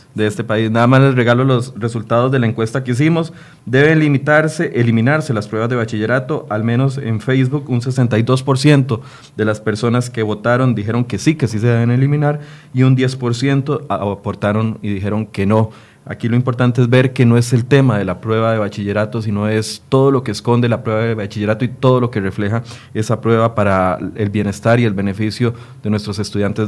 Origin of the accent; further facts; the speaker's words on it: Costa Rica; como costarricense